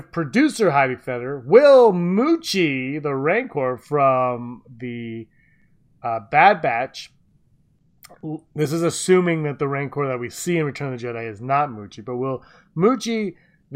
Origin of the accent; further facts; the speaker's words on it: Canada; we're Canadian